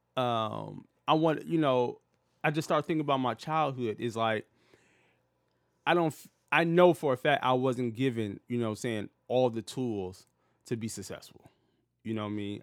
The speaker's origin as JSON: {"language": "English", "town": "Detroit", "region": "Michigan", "country": "United States", "tie": "born or raised there", "said": "growing up in Detroit where I grew up at, it was predominantly black"}